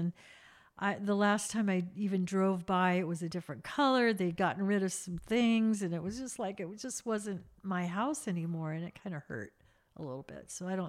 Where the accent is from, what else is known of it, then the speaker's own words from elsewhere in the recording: Lompoc, California, United States; And that was the best part of growing up in Lompoc for me, because they built a house that they wanted, two-story, barbecue, huge garden.